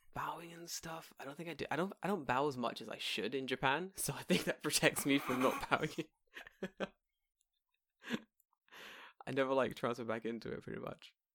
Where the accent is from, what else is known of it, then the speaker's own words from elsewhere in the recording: England, United Kingdom; we're from England